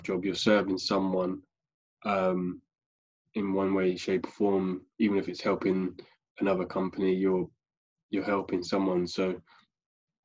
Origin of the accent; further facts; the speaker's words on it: Staines, South East England, United Kingdom; moved away as an adult; now in Basingstoke, United Kingdom; I grew up in London around the Staines area, was there pretty much my whole life.